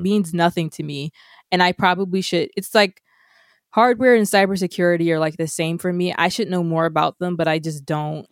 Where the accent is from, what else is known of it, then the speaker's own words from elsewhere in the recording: United States; as an American